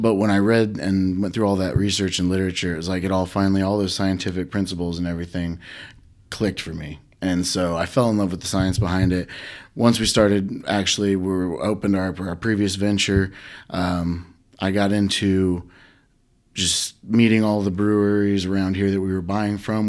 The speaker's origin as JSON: {"language": "English", "town": "Huntington", "region": "Indiana", "country": "United States", "tie": "born or raised there", "said": "I grew up in Huntington"}